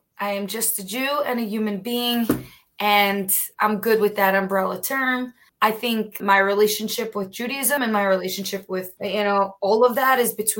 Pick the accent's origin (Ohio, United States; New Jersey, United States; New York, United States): New York, United States; New York City; also born or lived in Williamsburg, Brooklyn; I grew up ultra, ultra Orthodox, Hasidic. I was born in Williamsburg. I was raised in Borough Park in a very small little close-knit community. We spoke mostly Yiddish in the home.